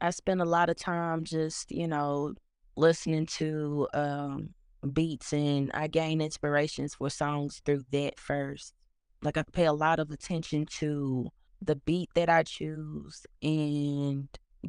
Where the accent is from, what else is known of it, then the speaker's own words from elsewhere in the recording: Helena-West Helena, Arkansas, United States; also born or lived in Memphis, Tennessee; Well, I'm from Helena, West Helena. It's a small city in Arkansas. Born and raised there. I kind of have spent some time in Memphis, Tennessee, like during my middle school years. But for the most part, I've lived in West Helena.